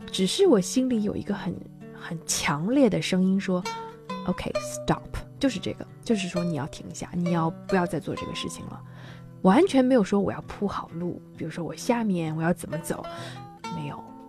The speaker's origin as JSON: {"language": "Chinese", "town": "Yangzhou", "region": "Jiangsu", "country": "China", "said": "我们扬州人叫青蒜"}